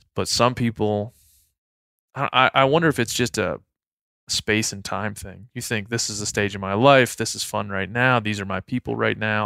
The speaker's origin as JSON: {"language": "English", "region": "Maryland", "country": "United States", "tie": "born or raised there", "moved": "yes", "said": "my hometown back in Maryland"}